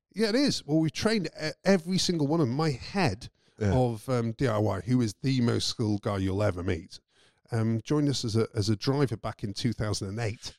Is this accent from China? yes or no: no; United Kingdom; moved away; I'm British